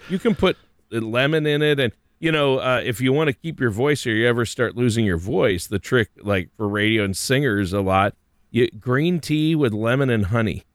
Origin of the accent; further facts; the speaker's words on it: Minnesota, United States; I grew up in Minnesota, lots of lakes, lots of fishing